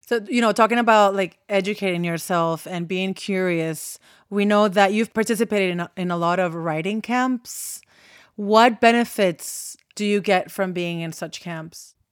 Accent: Puerto Rico; I was born and raised in Puerto Rico

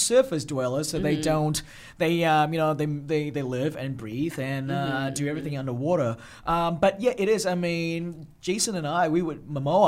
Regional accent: Australia; also born or lived in Malaysia; I was born in Malaysia. Yeah. I grew up in Australia, yes.

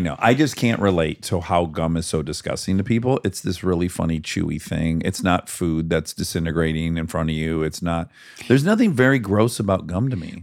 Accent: United States; I'm American

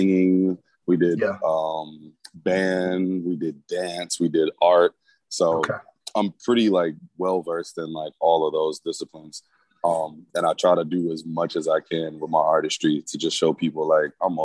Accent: the South, United States; also born or lived in Milwaukee; I'm a Southern nigga

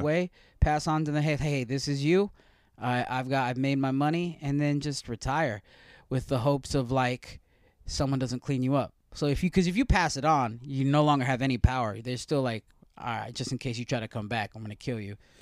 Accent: Stockton, California, United States; my hometown of Stockton

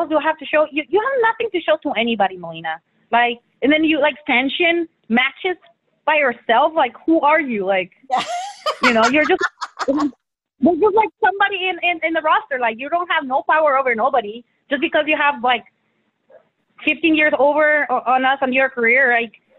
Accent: Mexico; moved away; I was born in Mexico.

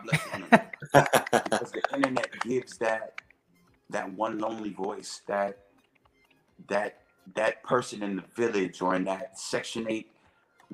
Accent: Atlanta, Georgia, United States; born and raised in Atlanta, Georgia

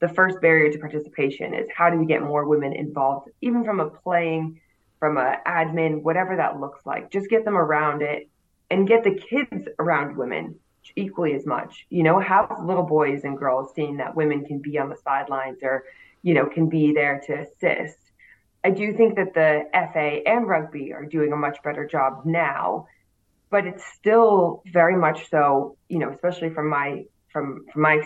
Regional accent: United States; moved away as an adult; now in United Kingdom; as an American

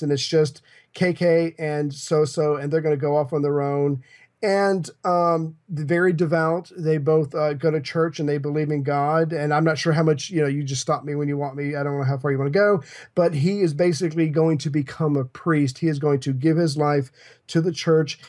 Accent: United States; I'm an American

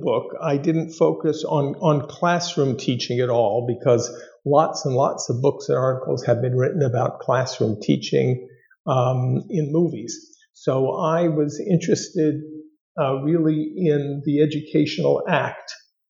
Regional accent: Los Angeles, California, United States; born or raised there

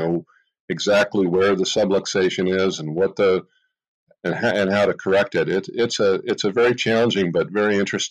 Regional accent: Los Gatos, California, United States; I grew up in Los Gatos, California

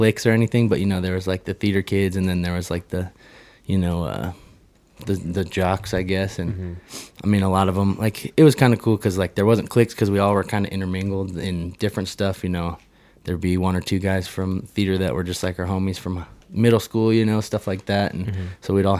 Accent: Colorado Springs, Colorado, United States; I mean, we grew up in Northgate, Colorado Springs.

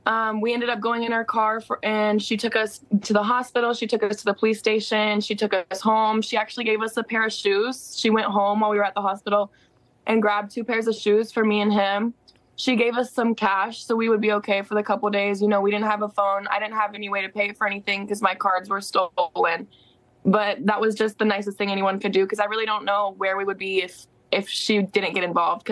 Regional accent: South Carolina, United States; now in Chicago, United States; So I'm actually from South Carolina. We are going to stay here for a little while just to pursue the lawsuit that we're trying to do.

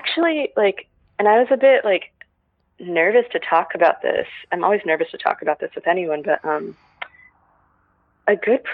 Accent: Texas, United States; now in Los Angeles, United States; growing up in Texas

